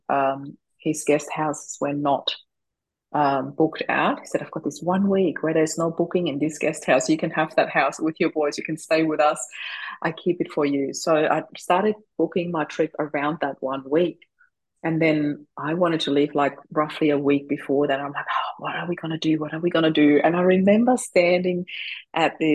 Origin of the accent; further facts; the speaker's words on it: Austria; moved away as an adult; now in Australia; I'm originally from Austria